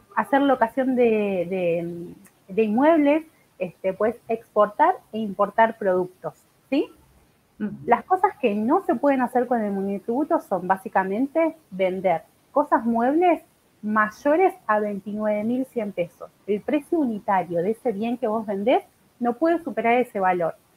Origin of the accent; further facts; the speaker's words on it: Buenos Aires, Argentina; soy de acá de Buenos Aires.